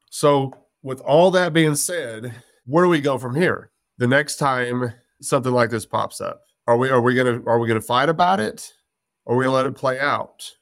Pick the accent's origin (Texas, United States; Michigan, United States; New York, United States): Texas, United States; West; I was born and raised in West Texas, from the South